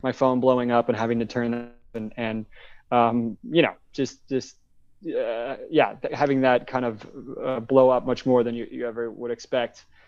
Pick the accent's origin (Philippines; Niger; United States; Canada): United States; West Coast; moved away as an adult; also born or lived in Wilmington, North Carolina; I, I grew up on the West Coast